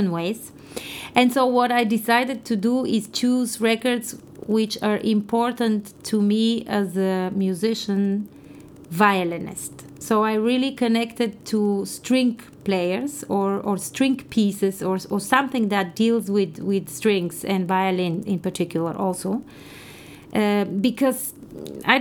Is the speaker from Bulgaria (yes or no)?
yes; Bulgaria; moved away; in my early education in Bulgaria, I come from Bulgaria, which was a communist country at the time, and I studied in a very traditional specialized music school